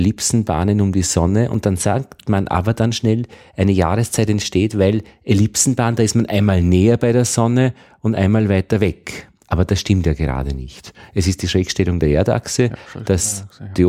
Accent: Upper Austria, Austria; Und ich bin aus Oberösterreich. Äh, wir haben immer bemerkt, dass wenn man nach Wien kommt, die Wiener so zwei, drei Wochen vorne sind.

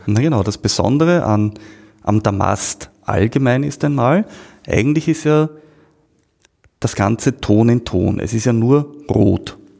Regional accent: Austria; bei uns in Österreich

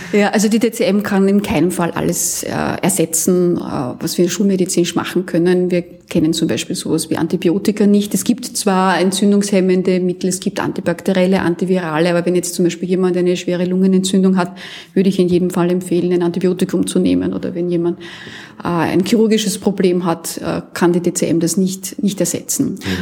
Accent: Austria; bei uns in Österreich

